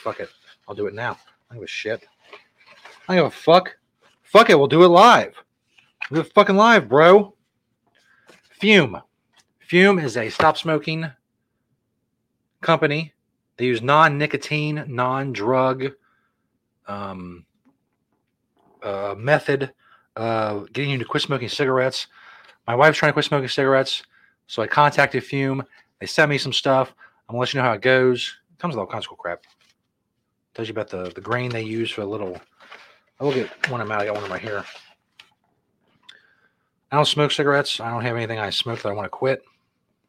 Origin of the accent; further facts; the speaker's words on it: Cincinnati, Ohio, United States; they're my hometown team